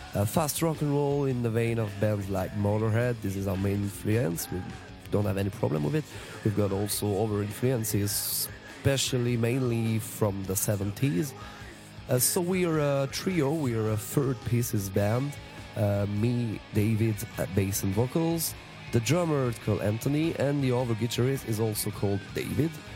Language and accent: English; Strasbourg, Grand Est, France; we come from Strasbourg in France